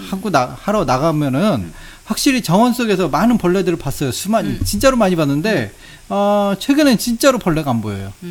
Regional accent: Seoul, South Korea; 그렇죠저는아무래도이제처음부터서울출신이었기때문에 아, 물론 제 어렸을 때 서울은 아무래도 좀 지금만큼 개발이 안 되던 시절이긴 했지만

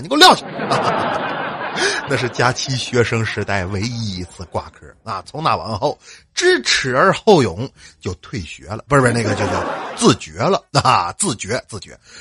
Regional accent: Northeast China, China; 我是东北来的

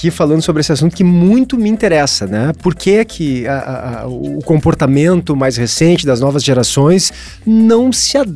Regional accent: Porto Alegre, Rio Grande do Sul, Brazil; Eu sou da Zona Sul

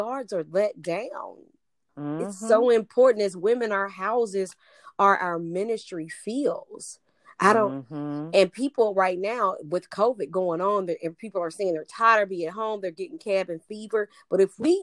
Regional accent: the South, United States; I'm from the South where folks used to get together on Sunday and eat and you talked

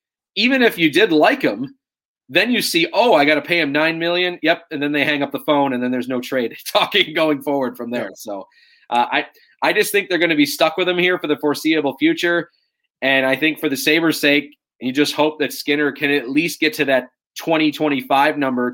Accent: Buffalo, New York, United States; I grew up in the Buffalo area

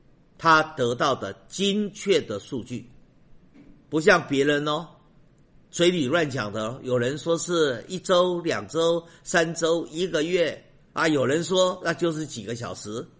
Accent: China; 我不与苟同。我们中国人厚道，所以我先从好的来说。

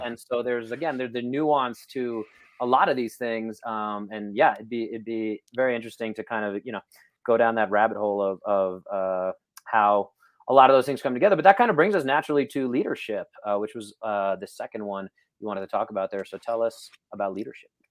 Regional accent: New York, United States; moved away; as a New Yorker

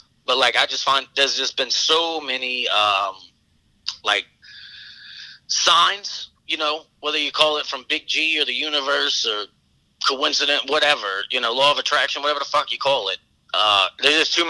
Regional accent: Buras, Louisiana, United States; moved away; also born or lived in Thibodaux, Louisiana / New Orleans, Louisiana; I'm from Burris, which is a town that's the smallest of the small.

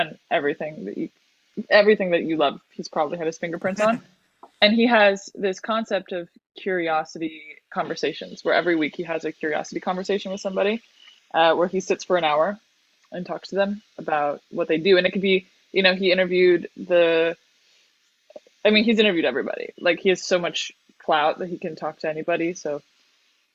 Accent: Bay Area, California, United States; moved away as an adult; also born or lived in South America; now in Los Angeles, United States; I live in LA. I'm from South America, but I grew up in the Bay Area

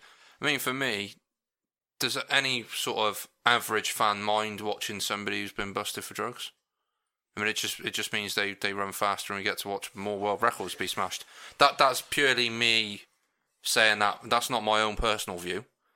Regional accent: United Kingdom; I suppose Farah might be slightly different for us because we are from Great Britain.

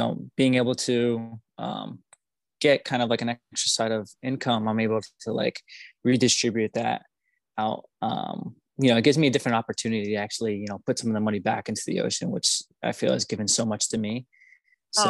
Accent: South Florida, United States; now in Hawaii, United States; I was born and raised in South Florida

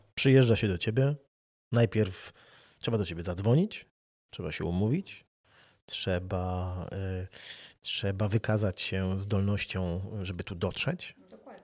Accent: Wrocław, Lower Silesian Voivodeship, Poland; moved away as an adult; also born or lived in Gdańsk; Ja się urodziłem na Dolnym Śląsku, urodziłem się w Wrocławiu, dużo mieszkałem

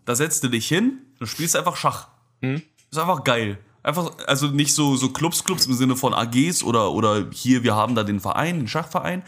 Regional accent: Germany; ich komme aus Deutschland

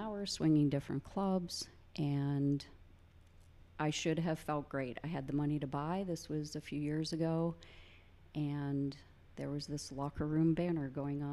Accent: Indiana, Pennsylvania, United States; Indiana, PA, about 60 miles east, small college town. Grew up in a neighborhood mostly full of boys

